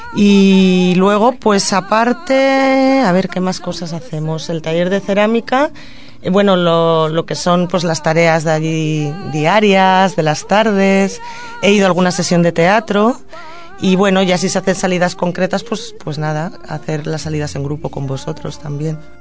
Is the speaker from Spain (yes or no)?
yes; Madrid, Community of Madrid, Spain; also born or lived in Catalonia; now in Tordera, Spain; si tengo que contestar el origen desde la infancia, pues de Madrid, pero me considero catalana